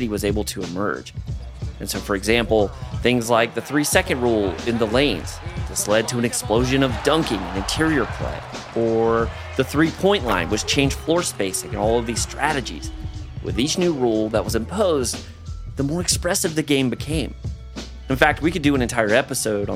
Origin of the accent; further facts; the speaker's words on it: North Carolina, United States; also born or lived in Georgia; When I was in the seventh grade, my mom, sister, and I, we moved from Georgia to this kind of rural part of North Carolina